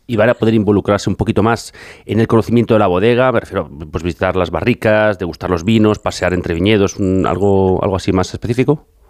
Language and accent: Spanish; near Villatoro, Castile and León, Spain; cerca de mi pueblo